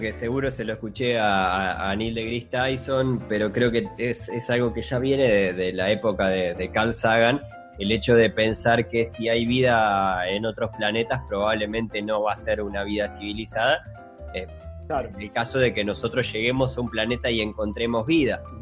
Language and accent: Spanish; Uruguay; nosotros como uruguayos